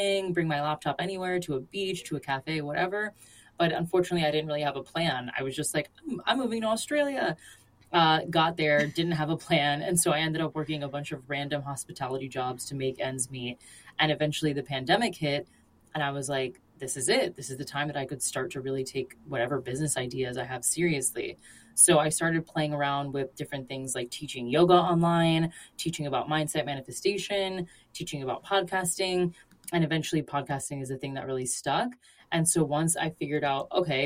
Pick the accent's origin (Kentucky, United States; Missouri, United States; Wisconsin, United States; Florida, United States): Florida, United States; my cultural background, I am from Florida